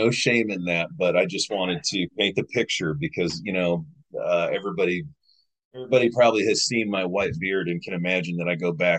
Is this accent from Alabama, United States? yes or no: no; Finger Lakes, New York, United States; now in Missouri, United States; I live in Missouri. I'm from the Finger Lakes.